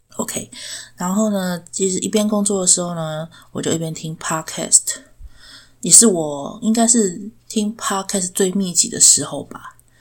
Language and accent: Chinese; Chiayi, Taiwan; 我是嘉义人